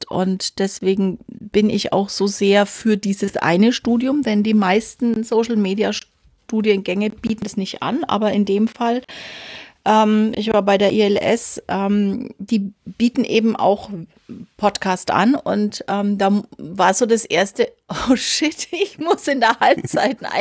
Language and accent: German; Nuremberg, Bavaria, Germany; ich bin äh, aus Franken.